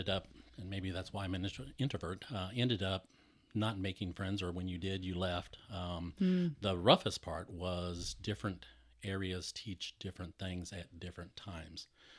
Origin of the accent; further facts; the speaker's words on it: San Antonio, Texas, United States; born there; I am old. I was born in San Antonio, Texas.